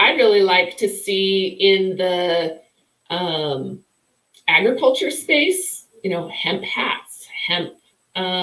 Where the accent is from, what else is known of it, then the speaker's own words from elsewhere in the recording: Wyoming, United States; I'm from Wyoming